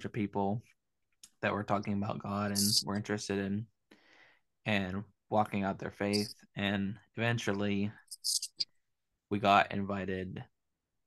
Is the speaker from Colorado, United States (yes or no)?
no; Pennsylvania, United States; now in South Carolina, United States; Originally from Pennsylvania